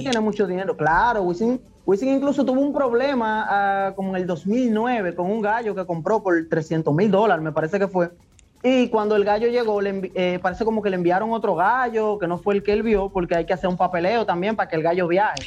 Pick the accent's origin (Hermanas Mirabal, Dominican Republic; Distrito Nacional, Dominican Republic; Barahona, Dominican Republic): Barahona, Dominican Republic; yo soy de Barahona